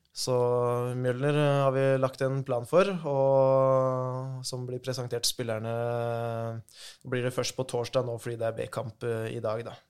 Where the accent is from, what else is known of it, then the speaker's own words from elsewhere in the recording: Jevnaker, Innlandet, Norway; har spilt hele livet mitt i Jevnaker, moderklubben der jeg er fra.